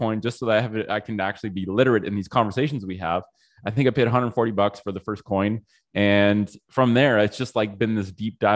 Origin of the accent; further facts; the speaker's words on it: Ottawa, Ontario, Canada; also born or lived in Australia; I grew up in Ottawa